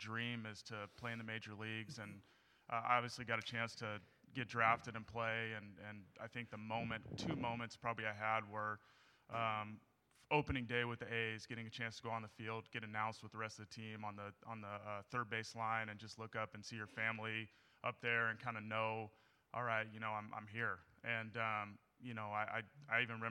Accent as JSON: {"language": "English", "region": "Northern California", "country": "United States", "also_born_or_lived": "Miami", "said": "I'm from Northern California and just – you know, I think growing up, I was a Cal fan"}